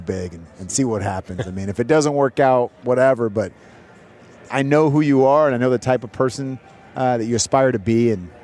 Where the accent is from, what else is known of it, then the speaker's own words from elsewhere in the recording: San Francisco Bay Area, California, United States; moved away as an adult; now in Texas, United States; I grew up in the Bay Area